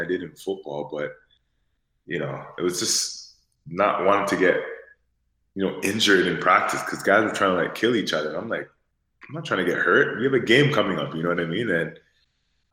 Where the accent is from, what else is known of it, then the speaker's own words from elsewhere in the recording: Toronto, Ontario, Canada; I'm from Toronto, and obviously growing up in Toronto, hockey was like my first sport